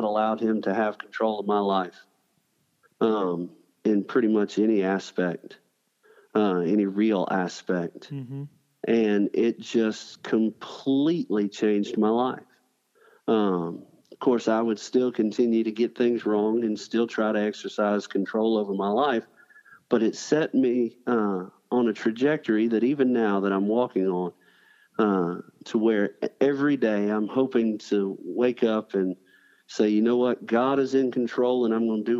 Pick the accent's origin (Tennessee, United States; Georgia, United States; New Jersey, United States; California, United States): Georgia, United States; Columbus; now in Selma, United States; I was born and raised in Columbus, Georgia